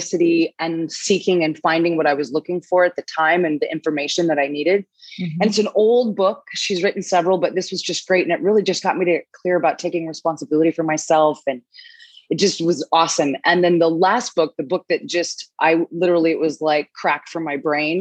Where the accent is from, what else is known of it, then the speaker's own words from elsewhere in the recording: Los Angeles, California, United States; moved away as an adult; now in Playa del Carmen, Mexico; I'm originally from Los Angeles, but I moved to Mexico 12 years ago